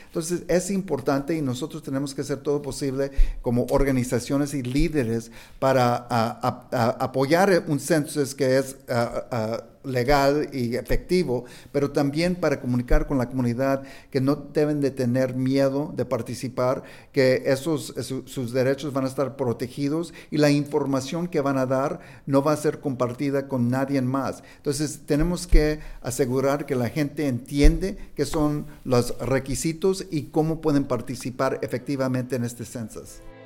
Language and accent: Spanish; Kansas City, Missouri, United States; now in California, United States; Yo nací en Kansas City, Missouri, no hay tantos hispanos